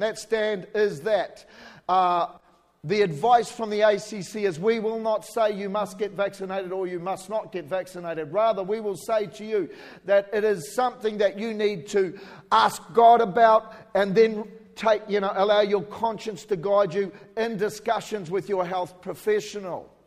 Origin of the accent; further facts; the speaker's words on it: New Zealand; accent: New Zealander; now in Australia; I'm a New Zealander, born in New Zealand